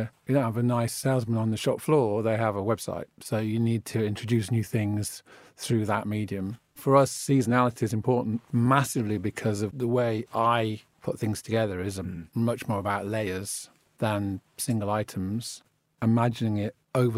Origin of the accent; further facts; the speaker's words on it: United Kingdom; I'm British, that's what I am, that's what my passport says, but it's genuinely what I am